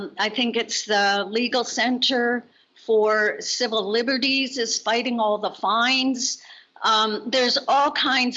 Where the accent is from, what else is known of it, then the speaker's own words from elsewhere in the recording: Canada; moved away as an adult; now in Mexico; I'm calling from Mexico, but I am Canadian.